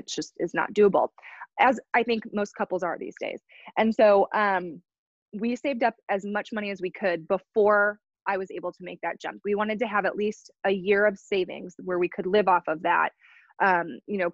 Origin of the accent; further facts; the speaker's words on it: Chicago, Illinois, United States; now in Kansas City, United States; I'm from Chicago originally